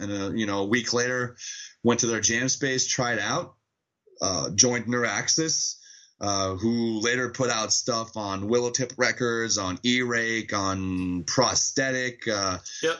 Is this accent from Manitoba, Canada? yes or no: no; Montreal, Quebec, Canada; Montreal mostly, or around Montreal. But yes, we are all French Canadians from Montreal.